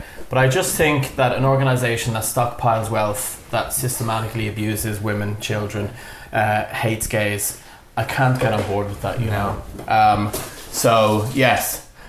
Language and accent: English; England, United Kingdom; we lived in England at the time. I was born in England, and we used to come home.